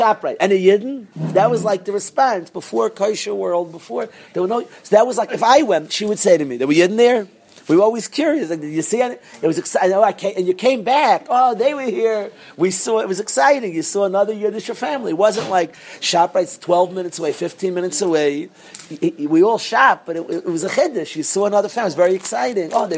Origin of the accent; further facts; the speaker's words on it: New York, United States; When I was growing up, I grew up in New York.